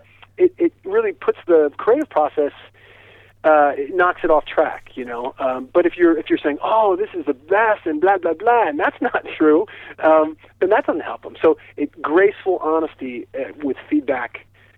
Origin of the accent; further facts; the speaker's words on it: East Hampton, New York, United States; moved away; I grew up in East Hampton, and it's the place that's known to most people as the Hamptons